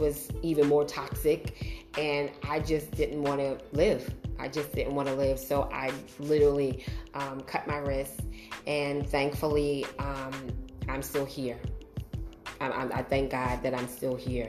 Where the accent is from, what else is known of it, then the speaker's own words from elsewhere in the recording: New York City, New York, United States; moved away as an adult; now in New Jersey, United States; I grew up in Brooklyn and I now live in Jersey